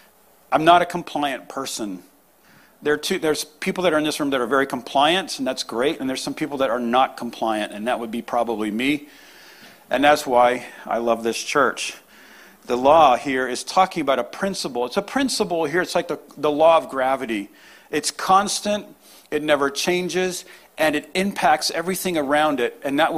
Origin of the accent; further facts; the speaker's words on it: New England, United States; I play hockey, though. I love hockey. I grew up in New England.